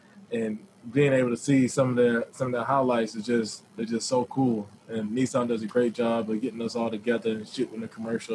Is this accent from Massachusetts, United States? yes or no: no; Florida, United States; I'm from Florida